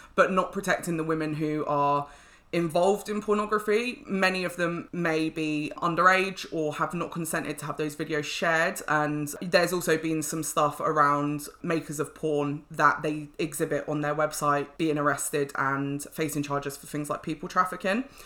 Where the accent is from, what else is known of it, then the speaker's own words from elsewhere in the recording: London, United Kingdom; I'm a Londoner